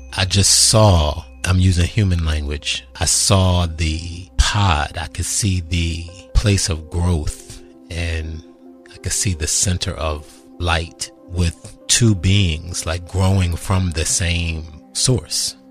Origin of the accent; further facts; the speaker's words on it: suburbs in Maryland, United States; also born or lived in Washington, D.C.; I'm born in Washington, D.C. and raised in the suburbs in Maryland